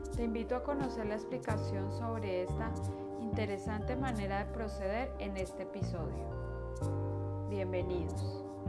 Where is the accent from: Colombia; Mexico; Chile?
Colombia; todos somos colombianos